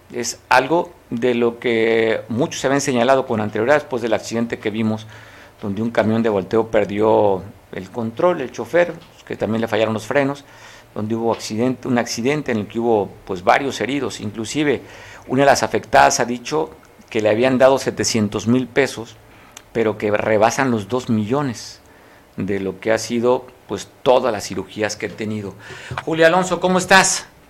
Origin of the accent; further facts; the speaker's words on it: Mexico; somos los mexicanos